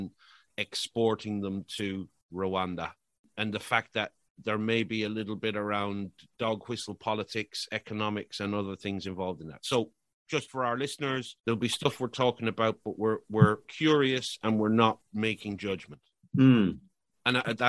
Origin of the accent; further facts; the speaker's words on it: Ireland; I'm Irish